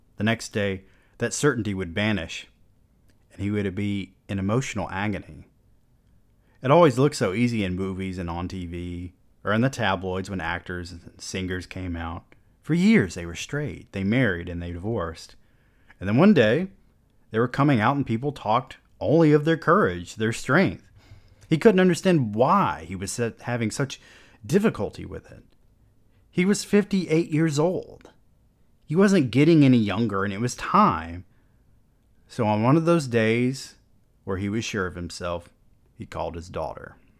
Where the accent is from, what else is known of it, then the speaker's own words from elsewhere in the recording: the South, United States; growing up in the South and our often closed-minded perspective down here